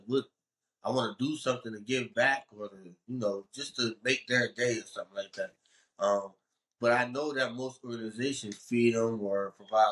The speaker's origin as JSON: {"language": "English", "town": "Chester", "region": "Pennsylvania", "country": "United States", "also_born_or_lived": "Delaware", "moved": "yes", "lives_now": "Philadelphia, United States", "said": "I am from Chester"}